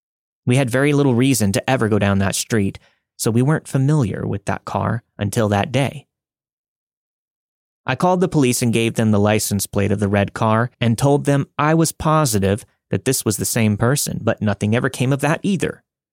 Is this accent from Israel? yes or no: no; Canada; now in Calgary, Canada; I'm a Canadian living in Calgary, Alberta.